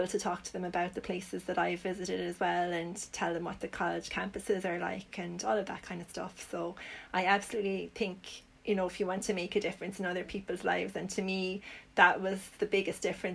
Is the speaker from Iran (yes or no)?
no; Limerick, Munster, Ireland; I'm from Limerick myself.